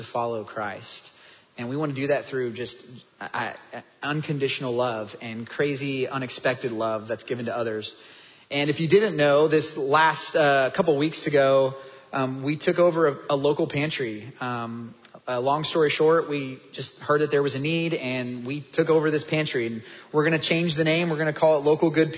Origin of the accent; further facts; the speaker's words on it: Kansas, United States; moved away as an adult; also born or lived in North Dallas, Texas; now in Dallas, United States; I'm from Kansas